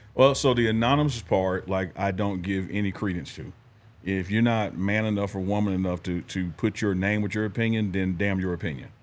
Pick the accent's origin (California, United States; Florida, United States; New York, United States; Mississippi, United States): Mississippi, United States; I'm from Mississippi